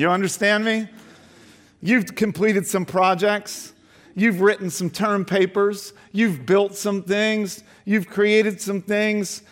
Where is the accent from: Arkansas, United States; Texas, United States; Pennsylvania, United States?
Pennsylvania, United States; Delaware County; I grew up in Delaware County, so not far from here